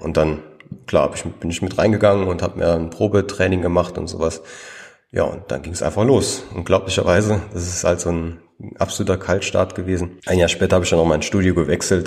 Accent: Trier region, Rhineland-Palatinate, Germany; ich komme ja aus, aus der Region Trier

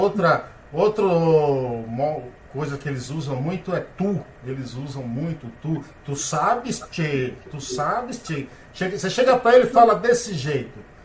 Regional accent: Paiaiá, Bahia, Brazil; now in São Paulo, Brazil; Paiaiá é um povoado na Bahia, tem apenas 600 moradores, onde eu nasci.

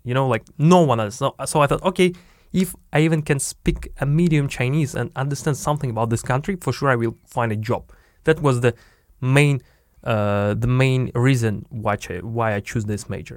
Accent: Biysk, Altai Krai, Russia; accent: Russian; English is a second language; moved away as an adult; also born or lived in China; my hometown is Siberia. It's a very small town called Bisk, near Altai Mountains

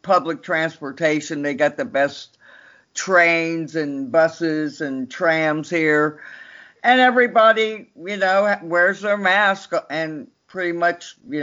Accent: Austin, Texas, United States; moved away as an adult; also born or lived in Los Angeles, California; now in Berlin, Germany; I grew up in Austin, Texas

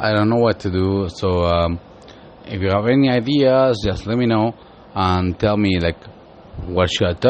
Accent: Peru; English is a second language; now in Miami, United States; I'm from Peru. I don't speak English at all. I speak a little different languages

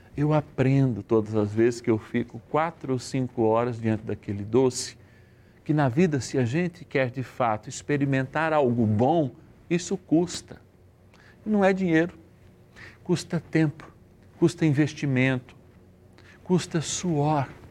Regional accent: São Paulo, Brazil; eu sou paulistano, prefiro a roça, mas sou paulistano, sou de uma grande cidade, a maior da América Latina

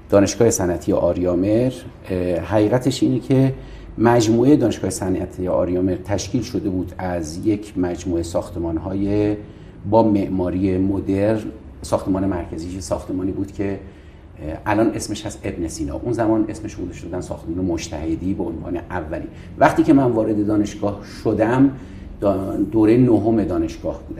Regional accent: Mashhad, Razavi Khorasan, Iran; also born or lived in Sistan and Baluchestan / Tehran; دیگه توی قوم بسیار مهمان دوست بلوچ به دنیا اومدم ولی بلوچ نیستم و والدینم خراسان جنوبی هستن بیرجندی خودم در مشهد و در تهران بزرگ شدم

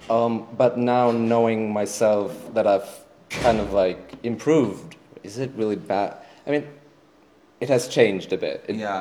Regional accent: Germany; English is a second language; I grew up in Germany

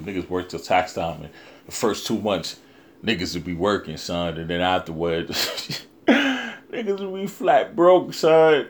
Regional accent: New York City, New York, United States; that's my hometown

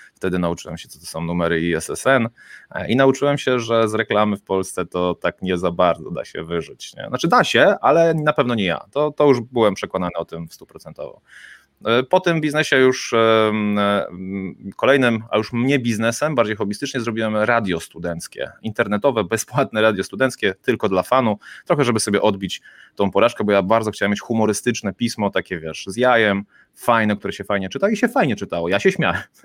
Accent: Kołobrzeg, West Pomeranian Voivodeship, Poland; jestem z Kołobrzegu, stąd się wywodzę

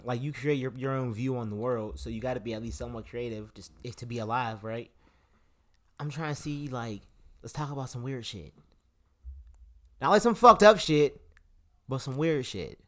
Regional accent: Pittsburgh, Pennsylvania, United States; we're from Pittsburgh

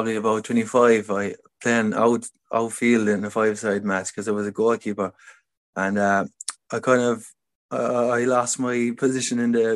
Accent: Limerick, Munster, Ireland; I grew up in the city, like Limerick City. I grew up in South Hill

